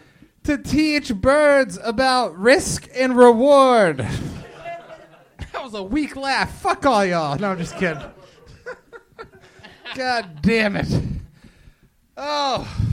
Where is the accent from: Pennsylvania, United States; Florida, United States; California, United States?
Florida, United States; I'm from Florida.